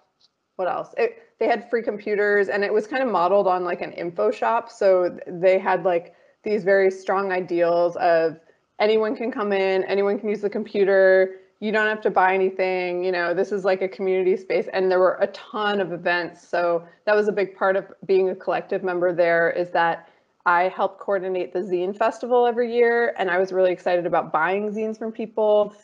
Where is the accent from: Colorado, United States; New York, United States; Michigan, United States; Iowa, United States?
Michigan, United States; Detroit; born there; I was born outside of Detroit in the city, so there was a lot of things. And then we moved when I was about 10 or 11 to like the country.